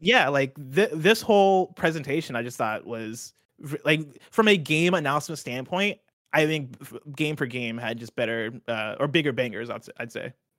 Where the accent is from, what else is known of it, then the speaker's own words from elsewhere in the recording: central Illinois, United States; moved away as an adult; also born or lived in Seattle; I had flown back to my hometown, uh, back in central Illinois